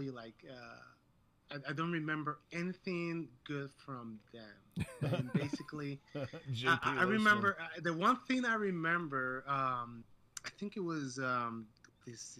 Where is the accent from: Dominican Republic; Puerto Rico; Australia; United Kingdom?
Dominican Republic; moved away as an adult; now in Rochester, United States; I'm actually from Dominican Republic, and I moved here to the States, I want to say, 13 years ago.